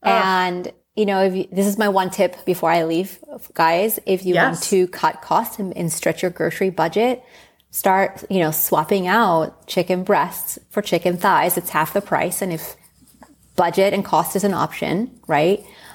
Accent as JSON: {"language": "English", "country": "Spain", "tie": "born or raised there", "said": "it reminds me of growing up in Spain and just a 20-minute chicken dish, you know."}